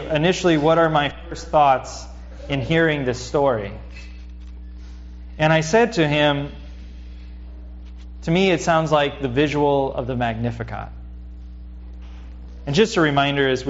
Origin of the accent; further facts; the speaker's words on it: United States; not just as a Christian, but also as an American